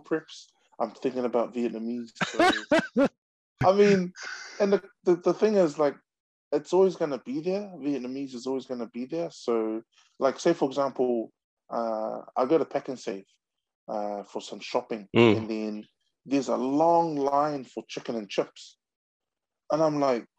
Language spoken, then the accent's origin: English; Auckland, New Zealand; also born or lived in Niue; We came to New Zealand in 1983. Niue being governed by New Zealand, we had automatic citizenship. I grew up in Otara.